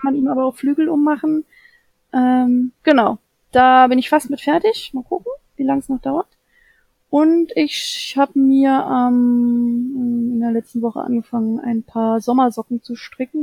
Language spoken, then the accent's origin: German; Saxony-Anhalt, Germany; moved away; ich komme ja aus ursprünglich aus Sachsen-Anhalt